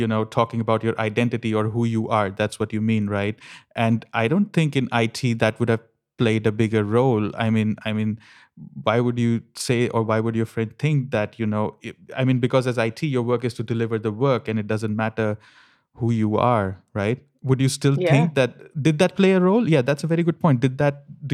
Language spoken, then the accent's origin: English; India; now in Germany; I'm Indian, but I'm also like one third German now.